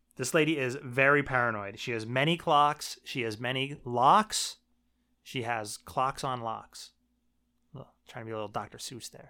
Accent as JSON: {"language": "English", "town": "Shamokin", "region": "Pennsylvania", "country": "United States", "said": "I'm from Shemokin, Pennsylvania"}